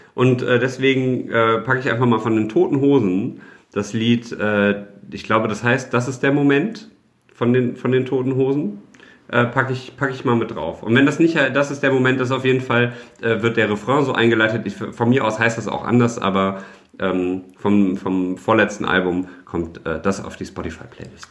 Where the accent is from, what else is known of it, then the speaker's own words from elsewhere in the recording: Düsseldorf, North Rhine-Westphalia, Germany; ich bin halt in Düsseldorf geboren, ich bin jetzt zur Schule gegangen, ich habe mein Abitur hier gemacht, ich habe hier studiert und jetzt arbeite ich hier.